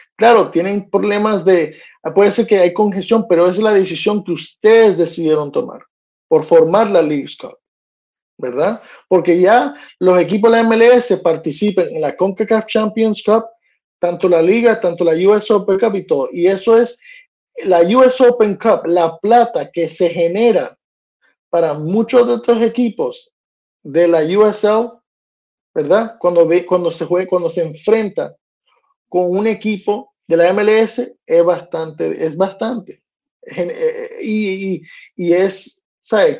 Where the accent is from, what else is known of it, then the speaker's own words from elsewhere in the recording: United States; de aquí de Estados Unidos, de país donde yo vivo, donde yo nací todo. Aunque tengo familia hispana